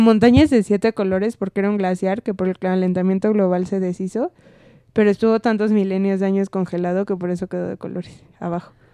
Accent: Mexico; en México ya estamos muy maleados

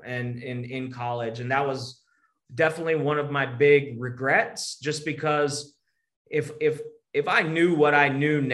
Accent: Texas, United States; I'm from Texas

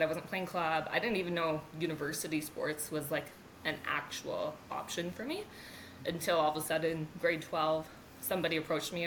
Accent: Canada; I'm a Canadian bobsled athlete

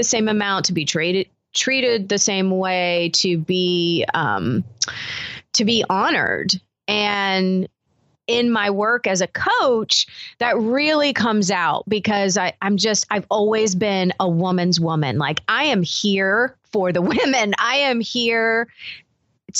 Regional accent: the South, United States; I grew up in the South

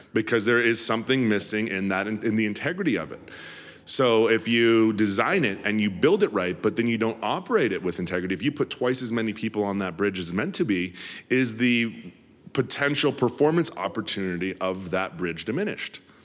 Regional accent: Denver, Colorado, United States; was born and raised in Denver City

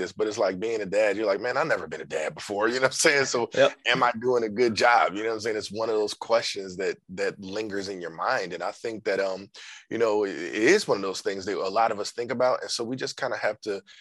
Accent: Philadelphia, Pennsylvania, United States; I grew up in North Philly

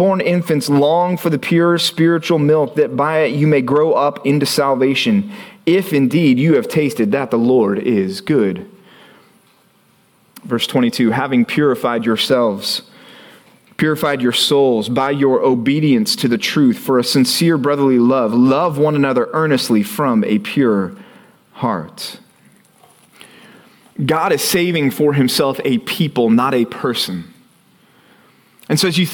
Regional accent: Texas, United States; growing up in Texas

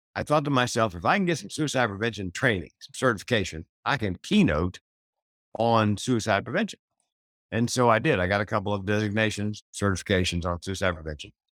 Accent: the South, United States; I grew up in the South

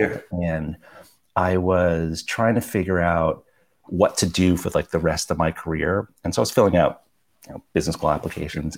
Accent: New York, United States; Like we're both immigrants. We grew up in New York and Flushing

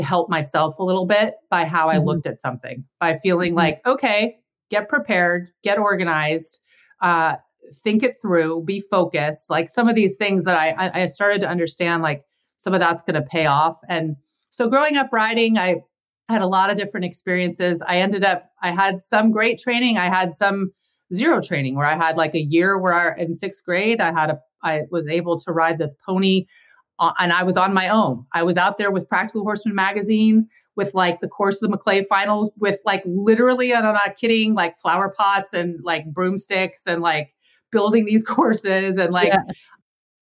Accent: Santa Barbara, California, United States; I grew up in Santa Barbara

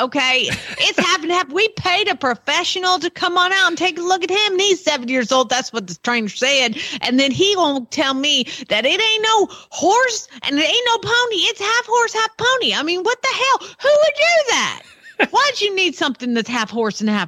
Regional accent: Georgia, United States; I'm from Georgia.

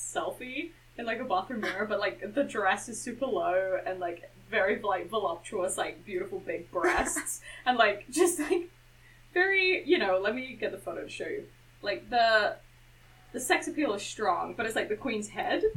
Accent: United Kingdom; now in Vancouver, Canada; as a British person

